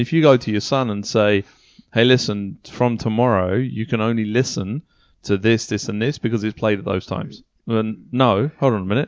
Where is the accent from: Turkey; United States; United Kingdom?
United Kingdom; moved away; back home in the U K